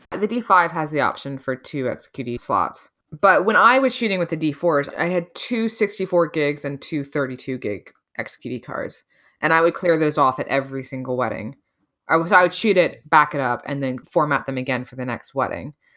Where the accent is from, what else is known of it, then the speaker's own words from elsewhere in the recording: United States; even as an American